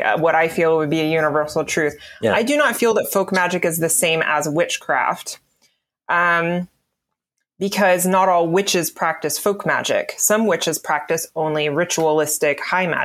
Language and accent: English; the South, United States; I have Appalachian, Pennsylvania Dutch, and I was raised in the South